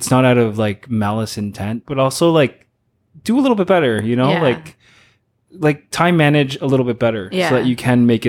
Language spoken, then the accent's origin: English; Philippines; but I feel like it's part of our background being Filipino, and also genetic with my family.